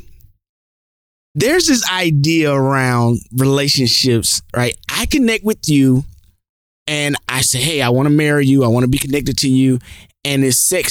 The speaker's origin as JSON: {"language": "English", "town": "Atlanta", "region": "Georgia", "country": "United States", "said": "I'm from Atlanta. That's where I'm from. That's my city."}